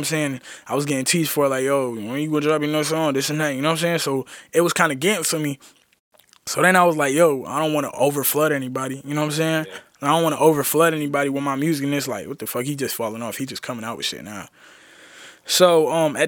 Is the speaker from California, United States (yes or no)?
no; Roanoke, Virginia, United States; being from a small city called Roanoke, you know what I'm saying? Like, I tell people I'm from Roanoke, Virginia